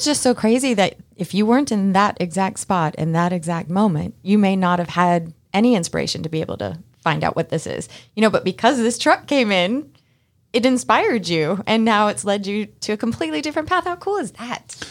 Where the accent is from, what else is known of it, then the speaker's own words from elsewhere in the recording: Massachusetts, United States; now in Georgia, United States; I'm from Massachusetts, too